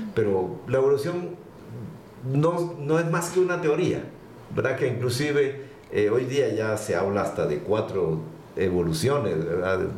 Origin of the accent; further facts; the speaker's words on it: Guatemala; moved away as an adult; also born or lived in Panama / Costa Rica / Chicago, Illinois, United States / Austin, Texas, United States; nacido en Guatemala, por supuesto, pero con la oportunidad de trabajar en varios países